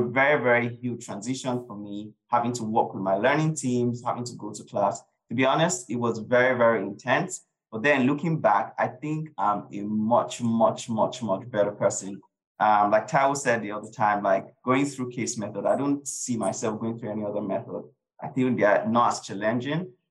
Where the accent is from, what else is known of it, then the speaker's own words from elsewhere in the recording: Nigeria; moved away as an adult; also born or lived in United Kingdom; I grew up in Nigeria um, for the early part of my life, um, really enjoyed my experience being in Nigeria